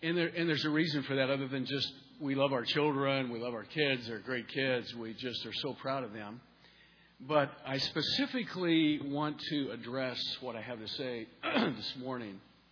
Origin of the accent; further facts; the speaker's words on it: Montana, United States; moved away; also born or lived in Rochester, Minnesota; I'm originally from Montana